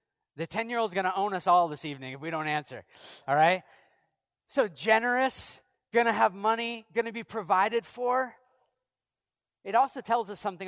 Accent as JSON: {"language": "English", "region": "Maine", "country": "United States", "said": "I'm from Maine"}